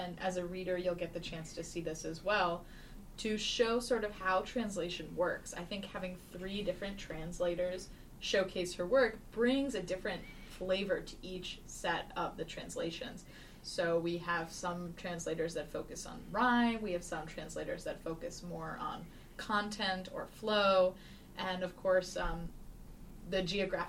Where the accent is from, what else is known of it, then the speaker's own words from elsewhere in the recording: East Coast, United States; I'm from the East Coast.